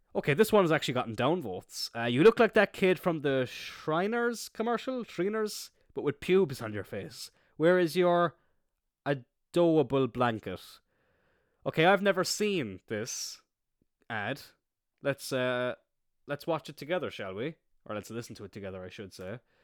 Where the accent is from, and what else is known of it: Ireland